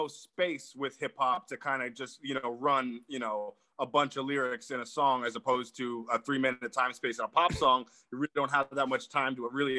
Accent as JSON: {"language": "English", "town": "Los Angeles", "region": "California", "country": "United States", "tie": "born or raised there", "also_born_or_lived": "New Jersey", "said": "I moved from New Jersey to Hollywood when I was like a young boy, so I pretty much grew up out here, but I have Jersey roots."}